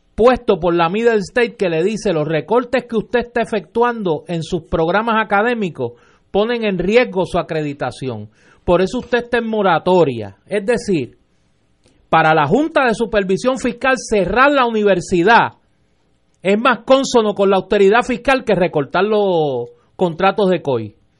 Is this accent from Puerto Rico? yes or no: yes; Puerto Rico; ni como analista, ni como puertorriqueño